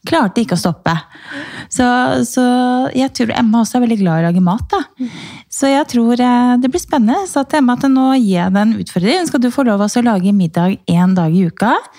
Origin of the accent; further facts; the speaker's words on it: Romerike, Akershus, Norway; jeg er jo fra Romerike